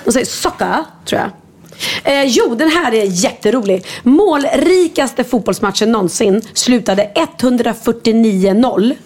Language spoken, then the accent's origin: Swedish; Sweden; Jag är svensk